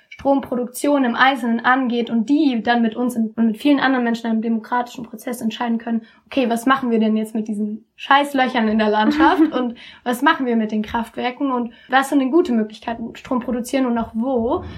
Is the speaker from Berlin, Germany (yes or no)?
no; Cologne, North Rhine-Westphalia, Germany; wir kommen aus Köln, also so die Dörfer sind direkt bei uns um die Ecke